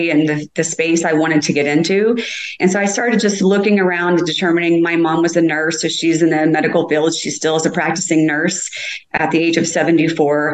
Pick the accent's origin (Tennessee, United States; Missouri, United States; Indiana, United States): Indiana, United States; Indianapolis; Born and raised in Indianapolis pretty much all my life